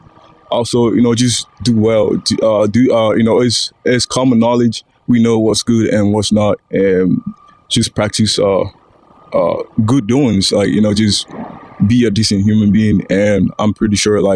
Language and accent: English; Nigeria; now in United States; growing up in Nigeria